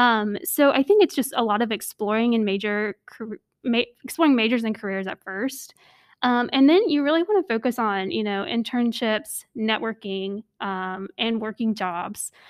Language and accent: English; North Carolina, United States; I grew up in North Carolina